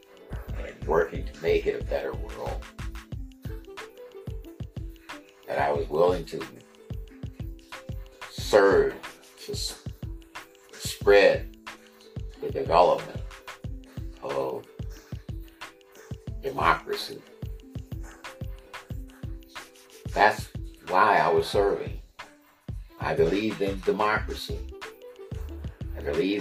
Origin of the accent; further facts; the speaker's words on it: United States; ourselves as being Americans